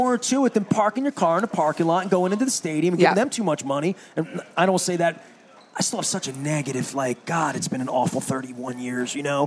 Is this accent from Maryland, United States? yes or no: yes; Dundalk, Maryland, United States; I'm from Dundalk